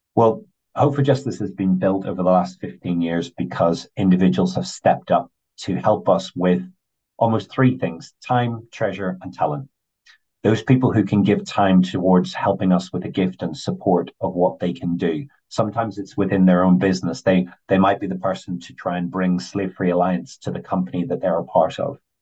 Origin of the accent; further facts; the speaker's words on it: Northern Ireland, United Kingdom; I grew up in Northern Ireland